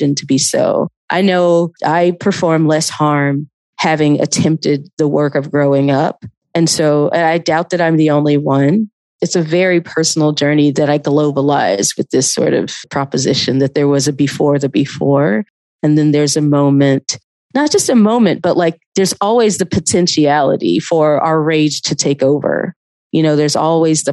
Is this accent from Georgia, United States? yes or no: yes; Athens, Georgia, United States; also born or lived in Atlanta; I was living in Atlanta, but I grew up in Athens